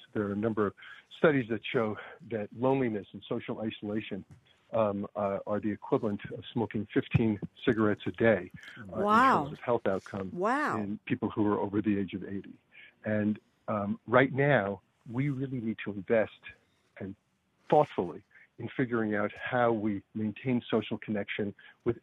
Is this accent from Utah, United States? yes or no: no; Long Island, New York, United States; also born or lived in Brooklyn, New York; I grew up on Long Island, which people don't usually admit